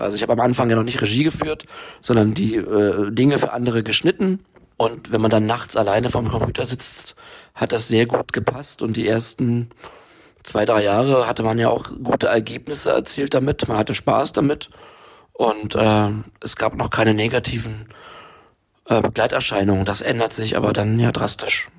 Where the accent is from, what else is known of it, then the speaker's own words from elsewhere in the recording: Berlin, Germany; ich bin ja in Berlin aufgewachsen